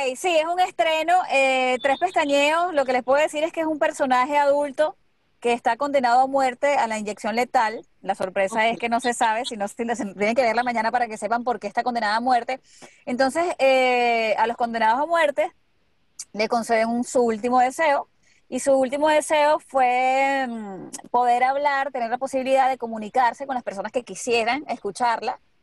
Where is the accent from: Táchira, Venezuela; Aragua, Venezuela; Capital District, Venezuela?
Aragua, Venezuela; Maracay; moved away as an adult; now in United States; cuando yo recién llegué aquí, era difícil conseguirme gente de Maracay